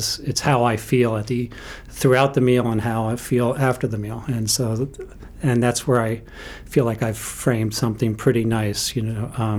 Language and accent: English; New York, United States; also born or lived in Western Maine; now in Bethel, United States; I am a New Yorker, so I'm from the Evil Empire